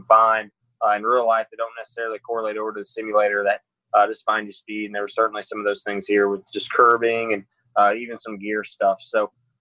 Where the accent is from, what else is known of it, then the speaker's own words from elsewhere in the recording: Indiana, United States; Growing up in Indiana